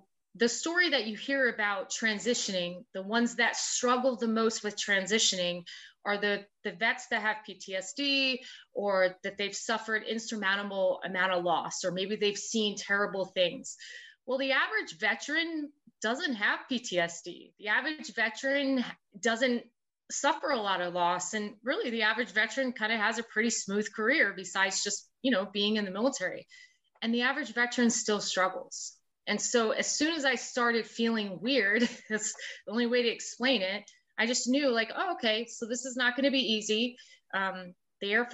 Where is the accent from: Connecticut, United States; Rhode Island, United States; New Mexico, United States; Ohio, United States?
Rhode Island, United States; moved away as an adult; also born or lived in South Carolina; I'm from Rhode Island